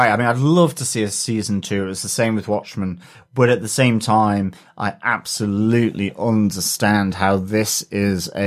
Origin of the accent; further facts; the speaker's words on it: Oklahoma, United States; I'm originally from Oklahoma, and every time I hear about it, I'm freshly disgusted by the racist jerks, past and present.